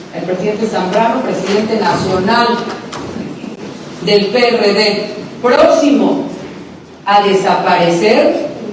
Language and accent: Spanish; Mexico; como todo mexicano, soy una mujer de sueños